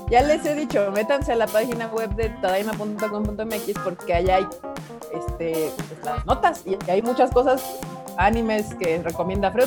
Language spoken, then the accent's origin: Spanish; Mexico City, Mexico; Todos los presentes aquí somos chilangos.